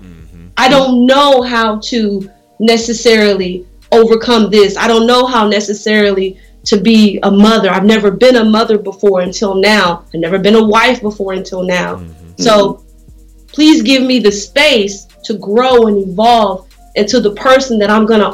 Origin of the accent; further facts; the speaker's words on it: Las Vegas, Nevada, United States; moved away; I'm from Vegas originally